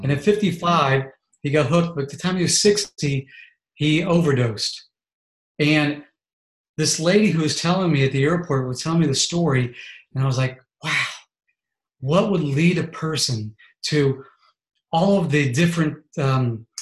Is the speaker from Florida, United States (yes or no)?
no; Columbus, Ohio, United States; I was born in Columbus, Ohio. I'm a Buckeye